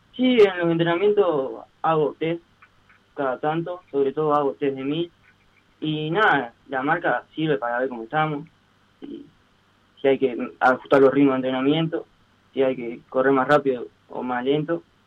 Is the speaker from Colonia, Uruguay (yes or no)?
no; Las Piedras, Canelones, Uruguay; yo soy de Las Piedras